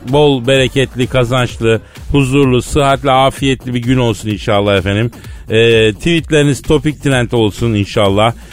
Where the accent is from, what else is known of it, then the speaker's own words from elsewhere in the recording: Turkey; ben doğma büyüme buralıyım